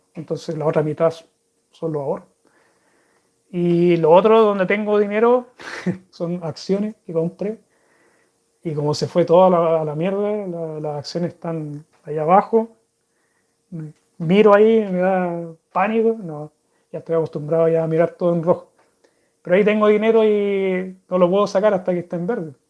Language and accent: Spanish; Chile; accent: Chilean; first language Spanish; moved away as an adult; now in Sweden; de chico, allá en Chile